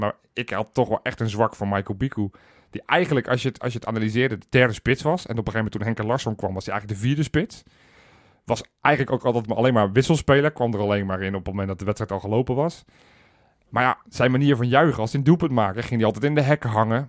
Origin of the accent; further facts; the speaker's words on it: Netherlands; ik ben wel Nederlander